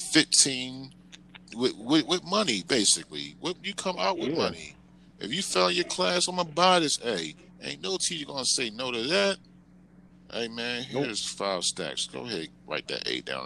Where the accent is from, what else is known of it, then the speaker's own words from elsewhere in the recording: Atlantic City, New Jersey, United States; moved away; I'm from Atlantic City.